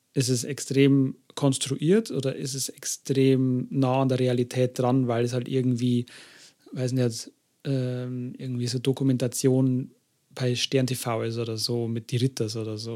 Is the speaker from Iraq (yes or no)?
no; Germany; bei uns in Deutschland